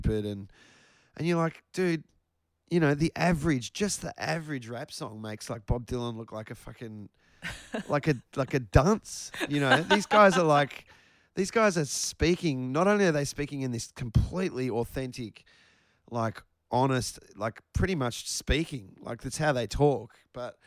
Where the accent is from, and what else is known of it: Australia; accent: Australian